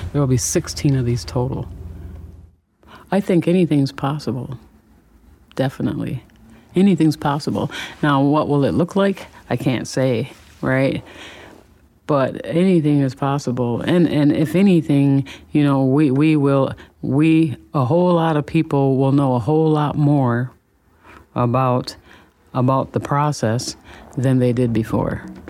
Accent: Saint Paul, Minnesota, United States; I am a native East Sider, Eastside Pride

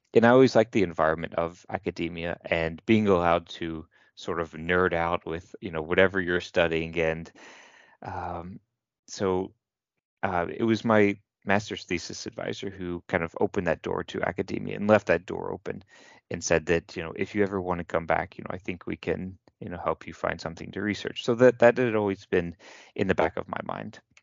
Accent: Kentucky, United States; moved away; I'm from the United States, from Kentucky, and I went to a local university, the University of Louisville

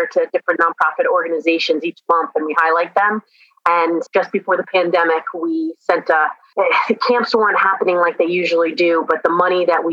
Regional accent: Long Island, New York, United States; moved away as an adult; also born or lived in Vermont; now in St. Petersburg, United States; Specifically Long Island, New York.

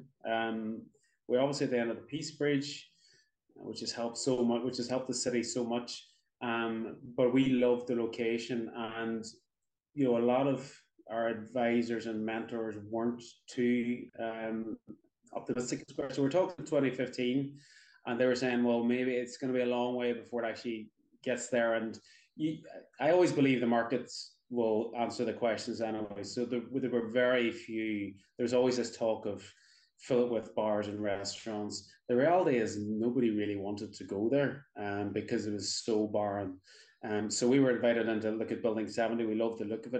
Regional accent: Derry, Northern Ireland, United Kingdom; moved away as an adult; also born or lived in Donegal / Dublin; I'm from Derry originally

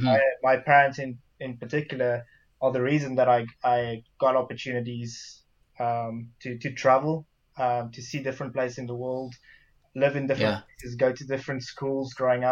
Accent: South Africa; also born or lived in Belgium; I'd say when I was really young, again, just like Derek, growing up in South Africa, my family's religious. Moving to Belgium, living in kind of Catholic countries, so I suppose I had somewhat of a religious upbringing

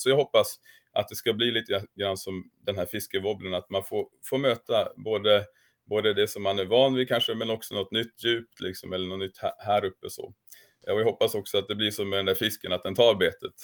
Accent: Kramfors, Västernorrland County, Sweden; moved away as an adult; now in Sigtuna, Sweden; jag kommer från Kramfors i grund och botten, uppvuxen i samma församling som Thomas Sjödin

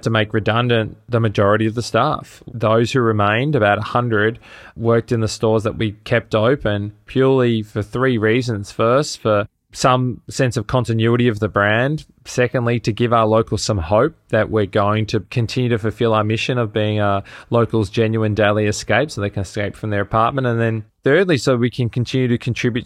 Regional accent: Melbourne, Victoria, Australia; moved away as an adult; also born or lived in New York City, United States; I'm originally from Melbourne in Australia, and I landed in the States, in New York City, in late 2010 to actually go to business school

